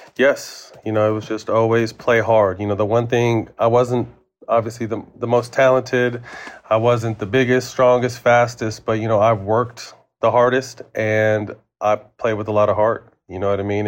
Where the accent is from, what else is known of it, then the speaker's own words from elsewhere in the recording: Sacramento, California, United States; also born or lived in San Jose; go back to my hometown